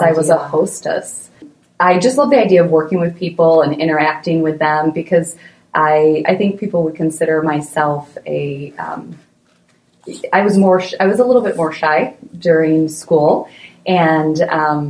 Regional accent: Michigan, United States; moved away as an adult; also born or lived in Chicago; decided I wanted to move home to be closer to family. So that's where I'm obviously from Michigan, wanted to stay in Michigan if I could

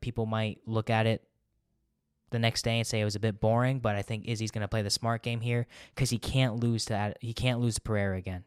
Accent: United States; I'm an American

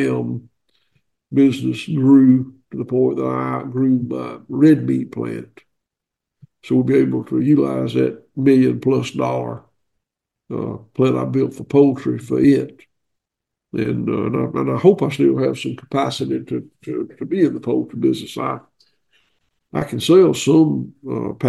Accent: the South, Southern United States, United States; accent: southern; I'm told that my accent's a little bit southern

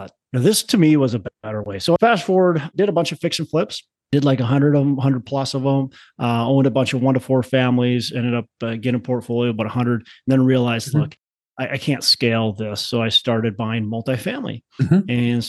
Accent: Twin Cities, Minnesota, United States; Well, I'm from the Twin Cities, Minnesota. So born, raised, been here my whole life.

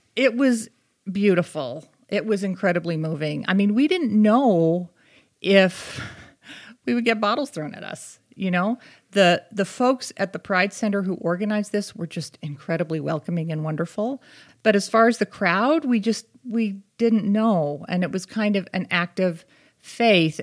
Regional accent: Boston, Massachusetts, United States; also born or lived in Connecticut; now in Utah, United States; I grew up in the Boston area

